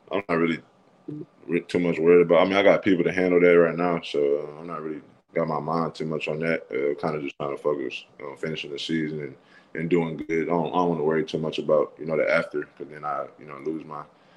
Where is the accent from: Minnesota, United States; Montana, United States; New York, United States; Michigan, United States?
Michigan, United States; Saginaw; moved away as an adult; now in Starkville, United States; I grew up in Saginaw